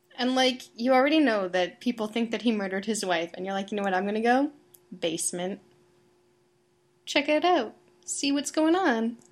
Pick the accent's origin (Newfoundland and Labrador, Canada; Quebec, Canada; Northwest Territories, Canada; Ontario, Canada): Ontario, Canada; Toronto; I'm from Toronto.